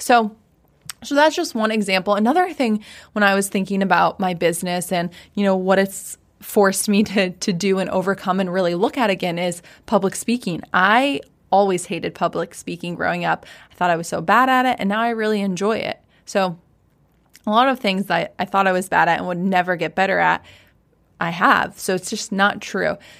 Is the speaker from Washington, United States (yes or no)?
yes; Washington, United States; moved away as an adult; also born or lived in San Diego / Maui; ended up back in Washington, where we grew up.